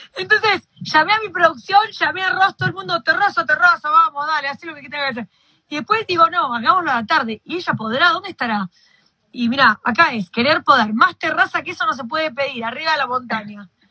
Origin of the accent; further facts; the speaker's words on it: Argentina; yo soy argentina